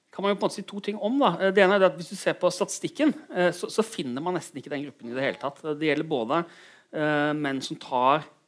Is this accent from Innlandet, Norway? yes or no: no; Kristiansand, Agder, Norway; moved away as an adult; also born or lived in Bergen; Jeg kommer fra Kristiansand.